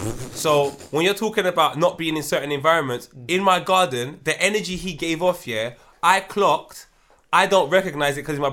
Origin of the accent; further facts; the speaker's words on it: Brixton, London, United Kingdom; I'm from South London. I'm like, oh, go on, my brother, what part? Yeah. I'm from Brixton.